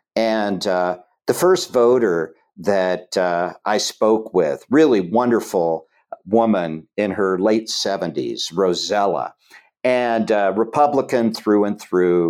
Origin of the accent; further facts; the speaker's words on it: Chillicothe, Ohio, United States; moved away; I grew up in Chillicothe, Ohio